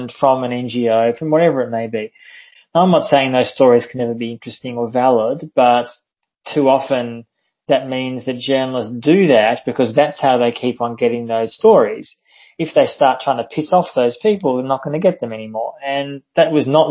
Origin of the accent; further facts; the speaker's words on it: Australia; I'm Australian, but I've often lived and travelled overseas